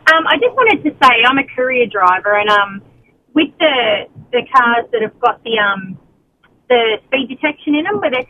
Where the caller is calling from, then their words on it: Maitland, New South Wales, Australia; Well, Maitland at the moment.